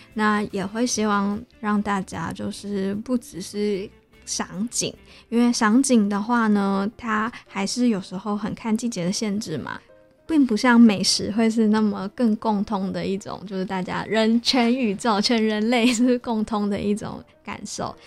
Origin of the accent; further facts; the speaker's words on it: Taichung, Taiwan; 我是台中人，对。然后在台中的街道，就连我家门前种的就是台湾栾树